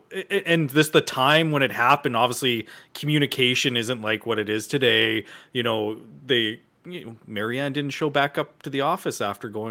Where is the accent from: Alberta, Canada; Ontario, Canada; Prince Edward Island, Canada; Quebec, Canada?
Alberta, Canada; Edmonton; I grew up on the north side of Edmonton.